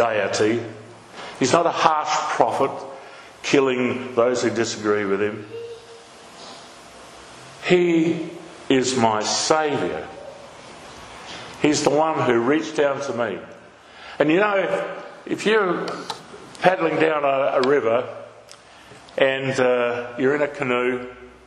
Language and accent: English; Naracoorte, South Australia, Australia; I grew up down in Narracourt, born in Narracourt in the southeast on a farm